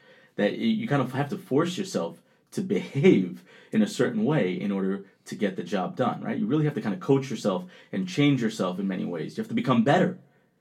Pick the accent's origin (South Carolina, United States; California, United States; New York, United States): New York, United States; Rockland County; accent: Colombian; also born or lived in Colombia; I grew up in Rockland County, which is like maybe 45 minutes north of Manhattan.